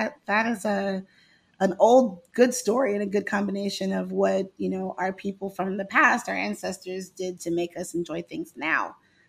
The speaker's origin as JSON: {"language": "English", "region": "the South", "country": "United States", "said": "I am from the South, but I just love how much land and how much we can grow in the South."}